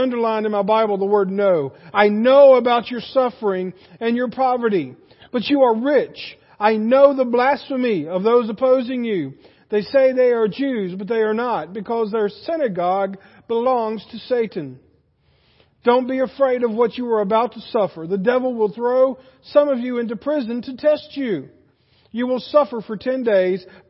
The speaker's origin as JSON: {"language": "English", "country": "United States", "said": "as an American"}